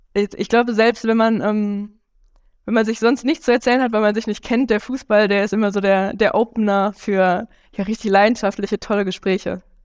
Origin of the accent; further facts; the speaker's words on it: Mülheim an der Ruhr, North Rhine-Westphalia, Germany; ich zum Beispiel komme aus Mülheim